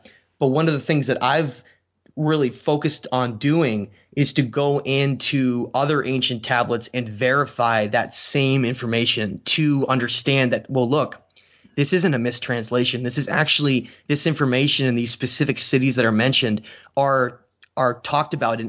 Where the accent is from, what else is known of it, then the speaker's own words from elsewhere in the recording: New Hampshire, United States; now in Maine, United States; I live in Maine right now, but I'm originally from New Hampshire.